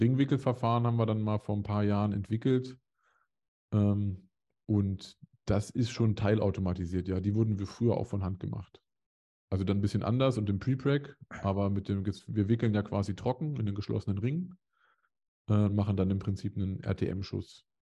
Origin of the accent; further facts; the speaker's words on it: Hanover area, towards Hameln, Lower Saxony, Germany; moved away; also born or lived in Dresden; also man könnte behaupten, es wäre Großraum Hannover